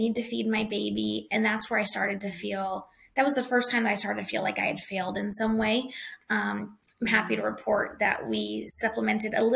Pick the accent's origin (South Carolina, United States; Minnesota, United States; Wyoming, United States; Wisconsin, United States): Wyoming, United States; I grew up in Wyoming